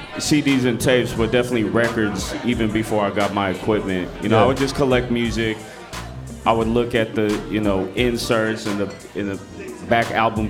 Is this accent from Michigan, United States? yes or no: no; California, United States; I'm originally from the East Bay, Bay Area, California